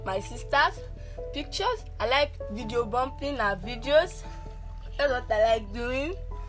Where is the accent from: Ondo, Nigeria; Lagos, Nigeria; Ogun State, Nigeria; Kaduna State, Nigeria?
Ondo, Nigeria; Mm-hmm. I'm from Ondo State. Mm-hmm. I'm 15 years old.